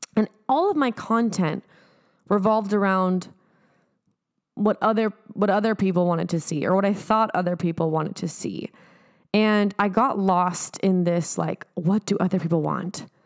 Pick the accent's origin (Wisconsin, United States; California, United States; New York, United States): California, United States; San Diego; moved away; going back home to San Diego